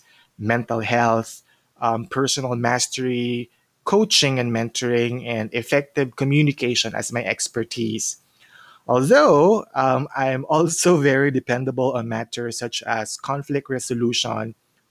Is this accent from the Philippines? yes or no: yes; Cagayan de Oro, Northern Mindanao, Philippines; moved away as an adult; now in Cebu, Philippines; So originally, I'm from Cagayan de Oro, but I got relocated here in Cebu for more than 10 years now.